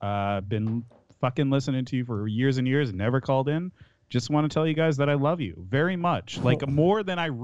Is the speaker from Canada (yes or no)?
yes; Canada; I'm Canadian